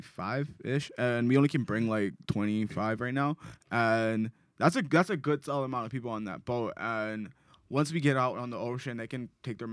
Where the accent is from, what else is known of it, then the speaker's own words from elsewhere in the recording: Hawaii, United States; I'm Black Hawaiian.